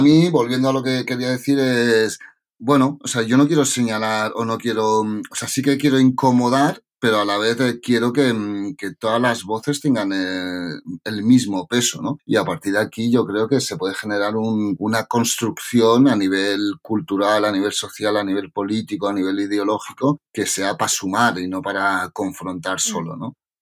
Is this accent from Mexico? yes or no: no; Coma-ruga, Catalonia, Spain; also born or lived in Ksar (Morocco), birthplace; now in Barcelona, Spain; Nací en Qasar pero ya con dos semanas ya estaba en Comarruga, que es un pueblo pequeñito de Tarragona. Y, pero bueno, luego con la universidad ya sí que fui a vivir a Barcelona y aquí me he quedado.